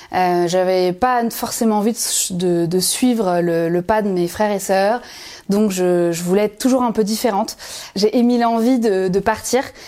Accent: Dinard, Brittany, France; je suis née à Dinard, en Bretagne, près de Saint-Malo, au bord de la mer.

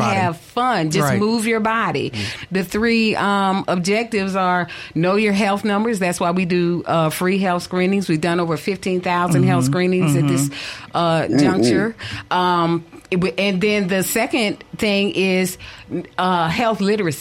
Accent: Savannah, Georgia, United States; moved away as an adult; now in Fayette, United States; I'm an implant from Savannah, Georgia

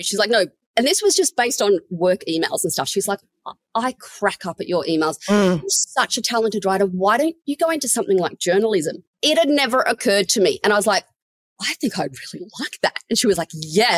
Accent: Sydney, New South Wales, Australia; moved away as an adult; also born or lived in Canberra; Born and raised in Sydney, met my husband in Sydney. We're both from Sydney.

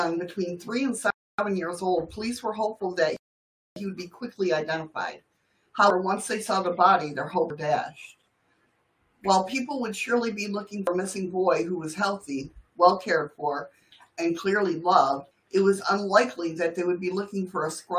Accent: Canada; I'm Canadian. We're always sorry.

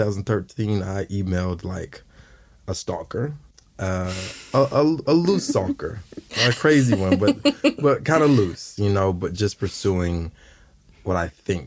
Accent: College Park, Georgia, United States; moved away as an adult; now in New Zealand; So College Park, Georgia, originally

